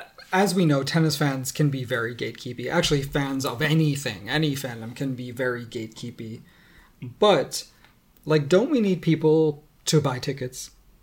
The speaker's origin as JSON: {"language": "English", "country": "United States", "said": "I'm American."}